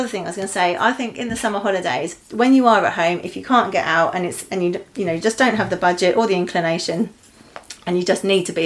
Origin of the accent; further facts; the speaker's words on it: Eastbourne, South East England, United Kingdom; I grew up actually right next to the sea in Eastbourne